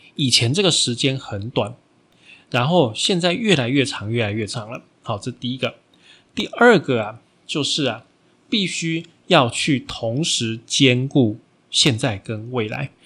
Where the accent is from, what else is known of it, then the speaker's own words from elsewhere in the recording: Taiwan; 我们台湾人的观念